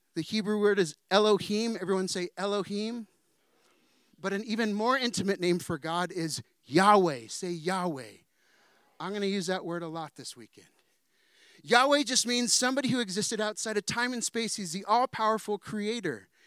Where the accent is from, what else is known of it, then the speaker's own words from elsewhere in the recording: San Diego, California, United States; also born or lived in Danville / Chula Vista; I'm from San Diego